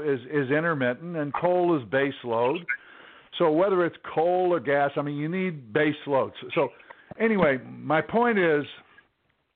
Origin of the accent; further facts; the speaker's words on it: Takoma Park, Maryland, United States; I grew up in Tacoma Park